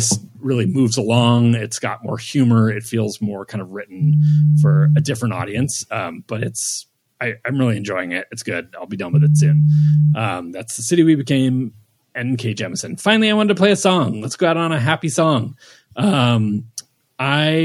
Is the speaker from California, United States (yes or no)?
yes; Bay Area, California, United States; somebody from the Bay Area